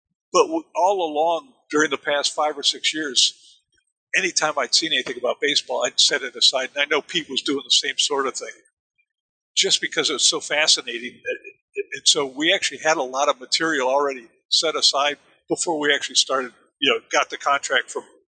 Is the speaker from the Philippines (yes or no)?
no; Germany; again, I grew up in Germany and understood how Germans looked at baseball as being something from another planet.